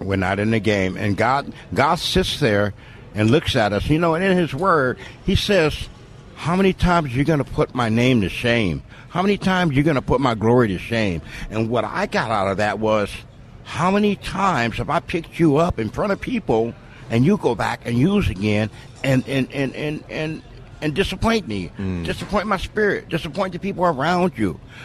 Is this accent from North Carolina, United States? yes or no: no; San Diego, California, United States; I was born and raised in San Diego, California